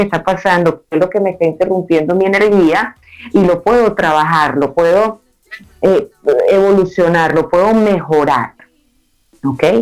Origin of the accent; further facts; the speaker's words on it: Nueva Esparta, Venezuela; moved away; Entonces me vine, me vine de la isla de Margarita, de un calor asfixiante de, la perla del Caribe, a la nieve.